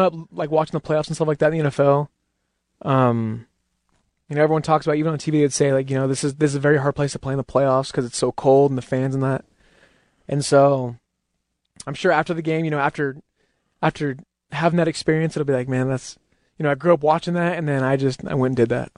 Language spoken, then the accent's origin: English; Utah, United States; I'm from Utah